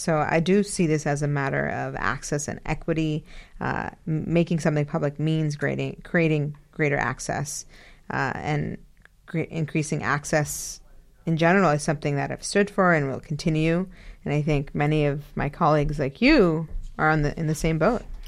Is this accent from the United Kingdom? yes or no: no; Karachi, Sindh, Pakistan; now in Cambridge, United States; my homeland. I was born in Karachi.